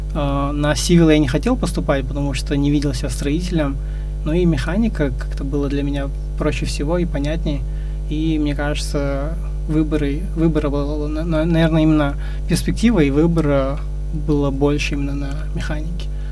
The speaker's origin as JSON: {"language": "Russian", "area": "Ust-Tobe", "region": "Karaganda Region", "country": "Kazakhstan", "tie": "born or raised there", "said": "я сам родом из Караганды, э, жил и вырос в посёлке Усть-Тобе"}